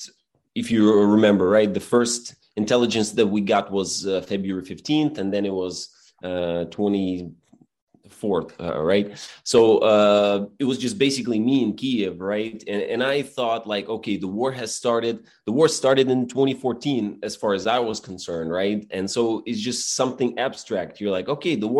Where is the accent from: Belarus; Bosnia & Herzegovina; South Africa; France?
Belarus; English is a second language; moved away as an adult; now in Ukraine; I'm from Belarus